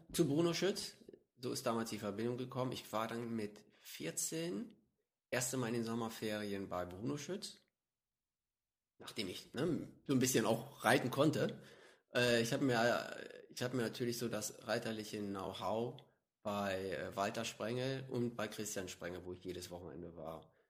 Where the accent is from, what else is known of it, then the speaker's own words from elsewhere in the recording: Hanstedt, Lower Saxony, Germany; also born or lived in Stade; Ich lebe, bin aufgewachsen in der Lüneburger Heide.